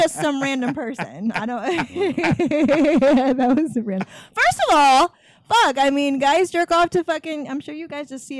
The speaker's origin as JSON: {"language": "English", "town": "Atlanta", "region": "Georgia", "country": "United States", "said": "I'm from Atlanta."}